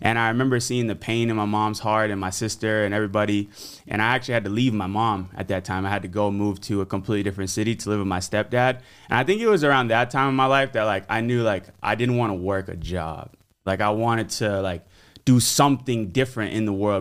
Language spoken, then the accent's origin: English; Fort Myers, Florida, United States; my hometown of Fort Myers, Florida